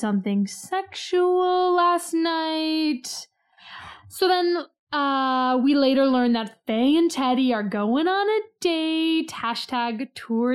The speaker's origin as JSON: {"language": "English", "country": "United States", "said": "as an American"}